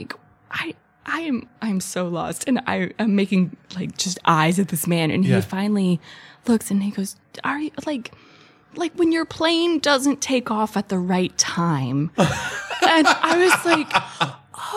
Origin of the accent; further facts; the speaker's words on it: Northern Kentucky, United States; moved away as an adult; also born or lived in Asheville, North Carolina; now in Germany; I'm from Kentucky originally, Northern Kentucky, which when you say like Appalachia, it's not